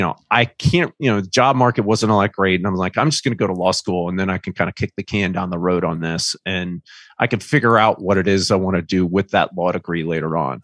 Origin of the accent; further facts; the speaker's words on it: Indiana, United States; moved away as an adult; also born or lived in Charlotte, North Carolina; I grew up in Indiana